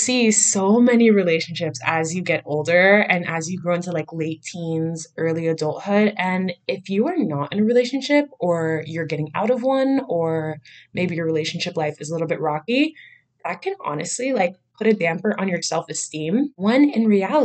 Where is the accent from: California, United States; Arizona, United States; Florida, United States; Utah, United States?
Florida, United States; Miami; born and raised in Miami, Florida